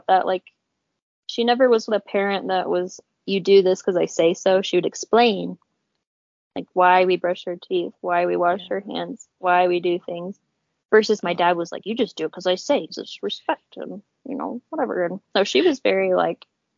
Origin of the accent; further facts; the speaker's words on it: Murray, Utah, United States; I was born in 94 in Murray, Utah.